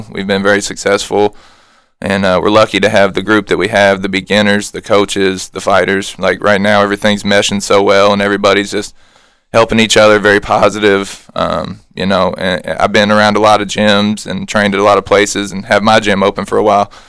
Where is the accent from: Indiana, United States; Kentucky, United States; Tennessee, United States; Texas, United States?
Kentucky, United States; Louisville; my first time ever fighting in my hometown.